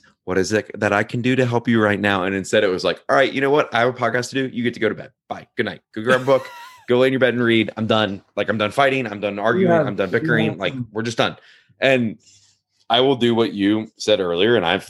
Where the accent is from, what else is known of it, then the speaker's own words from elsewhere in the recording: Scotland, United Kingdom; I don't hold this against me as a Scottish guy